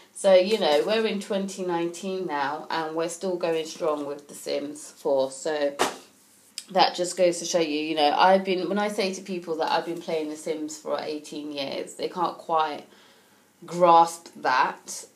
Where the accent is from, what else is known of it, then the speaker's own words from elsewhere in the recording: United Kingdom; as a British person